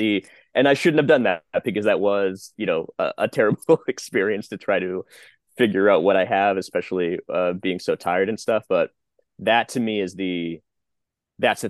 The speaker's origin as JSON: {"language": "English", "town": "Boston", "region": "Massachusetts", "country": "United States", "moved": "yes", "said": "I'm from Boston, Massachusetts"}